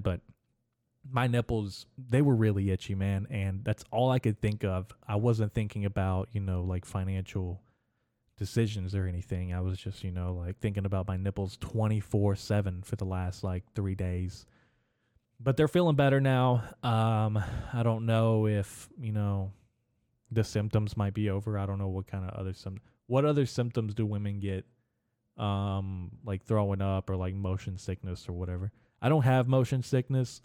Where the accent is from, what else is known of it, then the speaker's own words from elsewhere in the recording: Arkansas, United States; in Little Rock in Arkansas, my home state